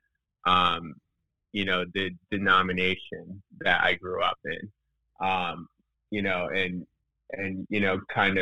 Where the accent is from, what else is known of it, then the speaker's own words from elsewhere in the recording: West Chester, Pennsylvania, United States; I grew up in Westchester. It's a suburb outside of Philadelphia, about 30 minutes outside the city